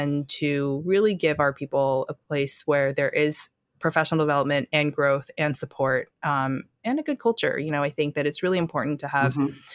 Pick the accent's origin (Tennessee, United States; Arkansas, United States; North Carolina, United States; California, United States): North Carolina, United States; also born or lived in Wisconsin / Shanghai; now in New York City, United States; I was born in Wisconsin, grew up in North Carolina